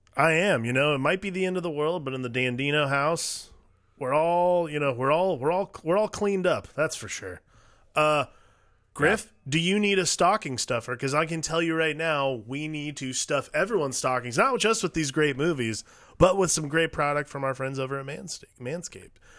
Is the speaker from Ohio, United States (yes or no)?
yes; Cleveland, Ohio, United States; I'm from Cleveland